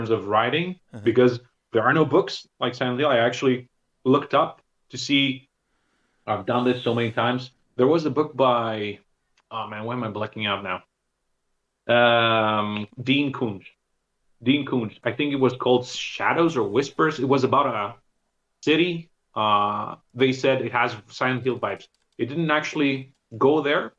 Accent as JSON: {"language": "English", "country": "Greece", "tie": "born or raised there", "also_born_or_lived": "Thessaloniki", "said": "growing up in Greece"}